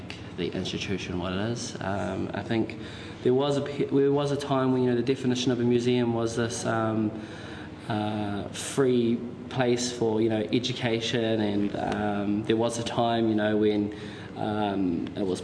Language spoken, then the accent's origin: English; Auckland, New Zealand; moved away; also born or lived in Wellington; I was raised in South Auckland